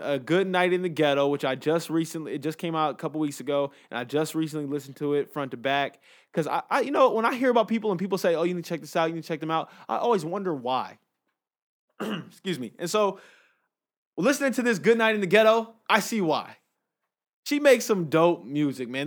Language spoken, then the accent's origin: English; Inglewood, California, United States; I'm from Inglewood